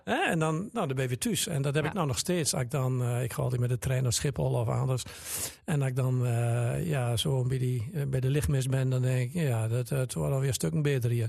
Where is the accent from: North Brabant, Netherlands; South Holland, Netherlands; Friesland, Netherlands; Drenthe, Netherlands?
Drenthe, Netherlands; Ik ben eh, geboren en getogen in Torwijnen